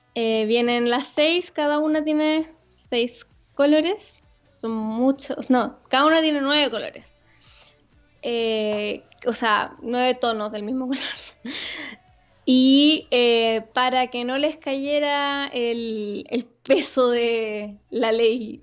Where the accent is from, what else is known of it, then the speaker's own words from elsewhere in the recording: Chillán, Ñuble, Chile; yo vengo de Chillán, donde en verdad como lo más interesante que tenéis para hacer es ir a pasear al mall